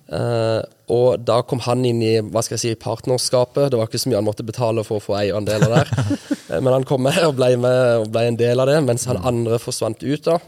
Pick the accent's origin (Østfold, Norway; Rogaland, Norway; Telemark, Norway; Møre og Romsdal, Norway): Rogaland, Norway; Nærbø; moved away as an adult; also born or lived in Lillesand, Agder; jeg er født og oppvokst i Lillesand. Så I Lillesand, ja. Bodde i Lillesand til jeg var ti, og når jeg var ti, så flytta vi til Nærbø på Jæren. Ja. Det er der mamma er fra. Ja. Og så bodde jeg der til jeg var 20